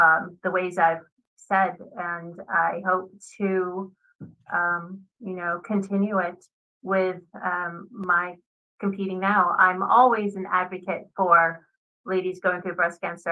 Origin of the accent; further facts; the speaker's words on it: Laurel, Maryland, United States; I went to my hometown. My hometown's they have like a little festival for our town, Laurel Savage area, Maryland.